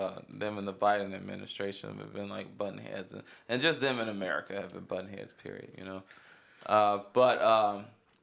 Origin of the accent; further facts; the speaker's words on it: Cleveland, Ohio, United States; growing up in Cleveland, like, I knew racism, but I really didn't know racism till I moved to the suburbs.